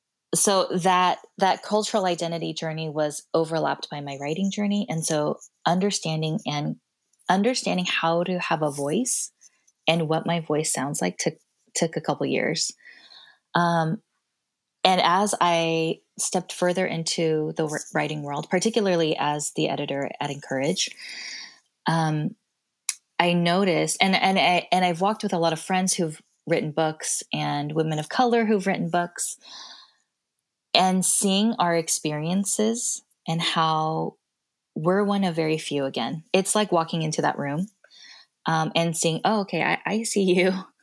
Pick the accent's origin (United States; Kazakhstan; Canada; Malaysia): Kazakhstan; Oh, I grew up in Kazakhstan.